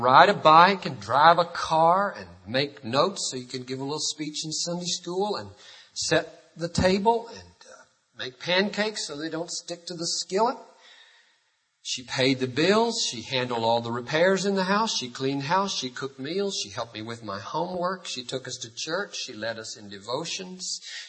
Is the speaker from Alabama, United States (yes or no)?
no; Greenville, South Carolina, United States; The early 60s, you may remember, were the days of civil rights, ugly days in the South. I grew up in Greenville, South Carolina, and I remember an experience.